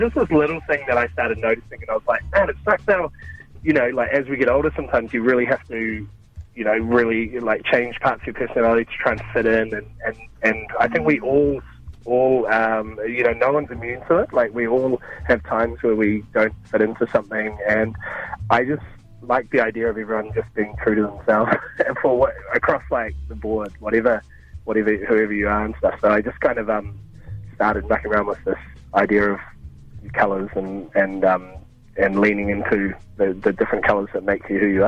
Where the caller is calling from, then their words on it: Mount Maunganui, Bay of Plenty, New Zealand; Mount Maunganui.